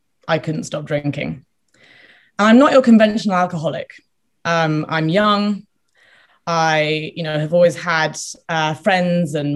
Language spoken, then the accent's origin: English; United Kingdom; I'm British, there's a big drinking culture here